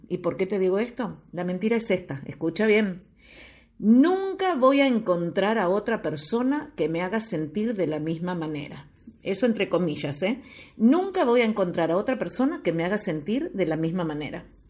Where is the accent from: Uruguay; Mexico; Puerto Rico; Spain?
Uruguay; moved away; Estoy viviendo ahora eh, nuevamente en mi país natal, en Uruguay eh, precisamente estoy en Piriápolis